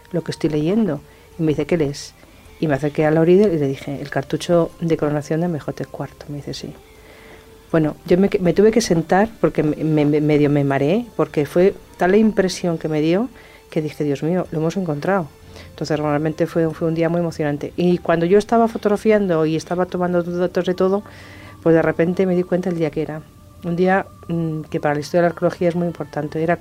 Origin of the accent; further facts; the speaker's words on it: Spain; el equipo está hecho de 18 españoles